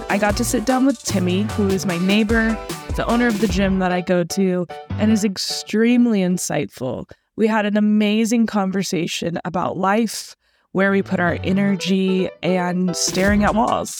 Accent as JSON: {"language": "English", "town": "Sacramento", "region": "California", "country": "United States", "tie": "born or raised there", "also_born_or_lived": "Rocklin", "moved": "yes"}